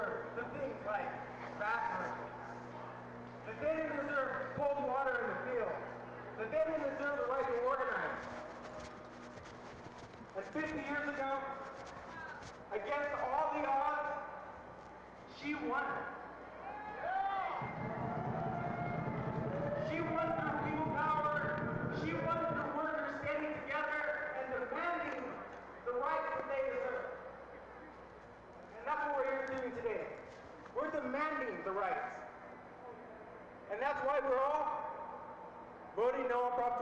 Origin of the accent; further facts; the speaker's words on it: Bakersfield, California, United States; I am a Lyft driver, but I'm also from Bakersfield, California